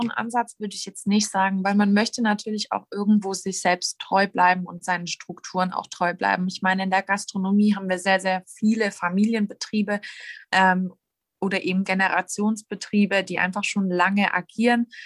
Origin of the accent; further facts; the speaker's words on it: Baden-Württemberg, Germany; Ich wurde ja schon als Schwäbin angekündigt